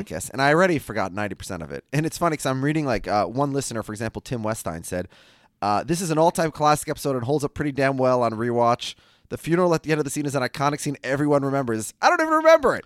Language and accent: English; Minnesota, United States; I'm from Minnesota